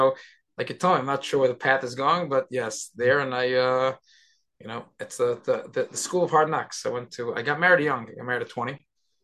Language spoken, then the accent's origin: English; New York City, New York, United States; I was born and bred in Brooklyn, New York.